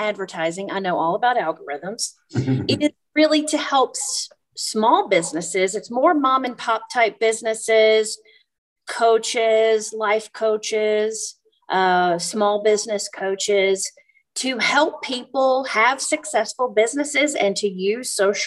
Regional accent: the South, United States; moved away; also born or lived in Europe; I grew up in the South

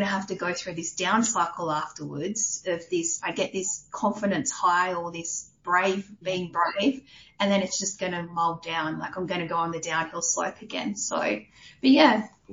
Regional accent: New South Wales, Australia; moved away as an adult; also born or lived in Orange, New South Wales / Warnervale, Central Coast, New South Wales / Adelaide / Queensland; now in Canberra, Australia; grew up in New South Wales. So I grew up in country town Orange for a little bit, oh. and then we moved from Orange when I was, I think we were in year five, so 95. We then moved up to the Central Coast to a place called Warnervale, and we lived up there basically up until my teens

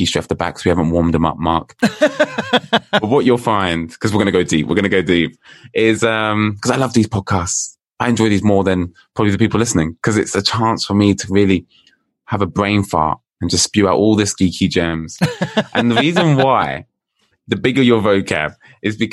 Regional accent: United Kingdom; All the way from the UK, if you can tell by my accent.

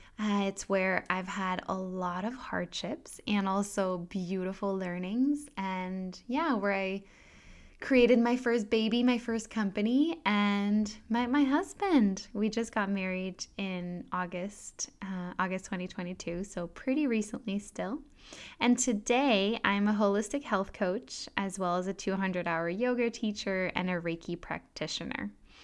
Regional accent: Singapore; born there; also born or lived in Thailand; I am French. I was born in Singapore and I sound quite American, and I've never actually lived in France.

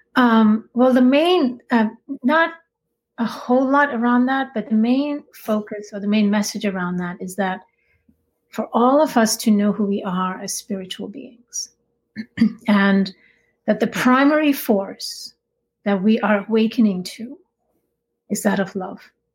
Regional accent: India; I grew up in India.

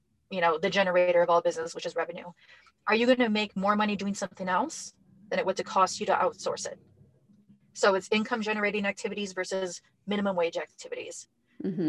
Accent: Minnesota, United States; We are from Minnesota

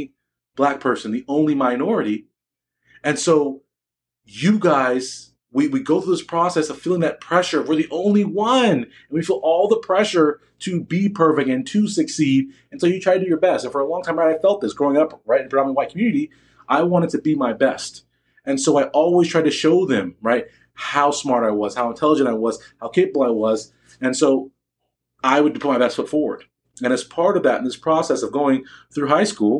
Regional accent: Newport Beach, California, United States; I grew up in Orange County. I went to Newport Harbor High School

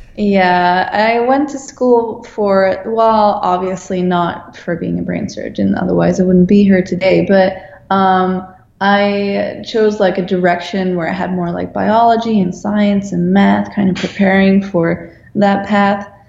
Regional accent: Netherlands; moved away as an adult; now in Los Angeles, United States; I'm a designer from the Netherlands. I'm now working in Los Angeles

